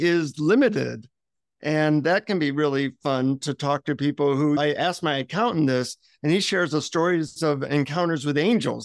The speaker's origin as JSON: {"language": "English", "country": "United States", "said": "from the United States"}